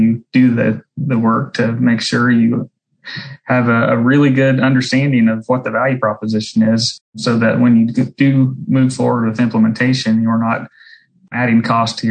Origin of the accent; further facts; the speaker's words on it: Southeast Illinois, United States; I grew up in Southeast Illinois on a swine and grain farm